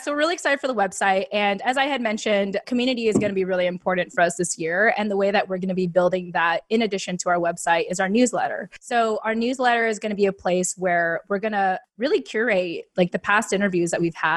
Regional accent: United States; We are Filipino American women.

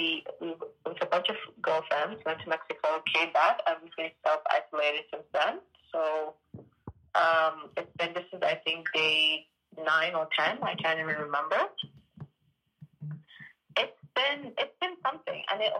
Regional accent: Gambia; I mean, I'm from the Gambia, and they have, what, two or four cases?

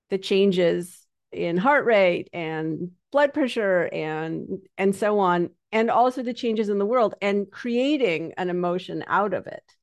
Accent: Canada; because I'm Canadian, but anybody who talks to me think will think I'm from New York.

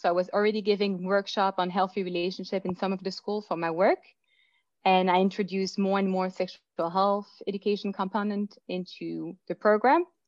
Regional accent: Belgium; moved away as an adult; now in Vancouver, Canada; I was born in Belgium. I moved here

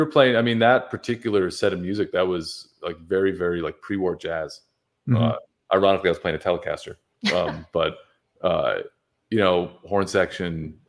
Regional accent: New York, United States; moved away as an adult; now in Nashville, United States; I'm a New Yorker, and I was based there for a long time

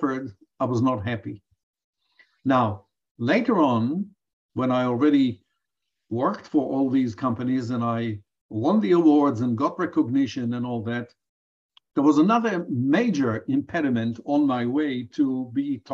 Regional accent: Israel; moved away as an adult; also born or lived in Johannesburg, South Africa; now in Chicago, United States; in my home country at the time, in Israel of 1980, I did not have anybody to learn from

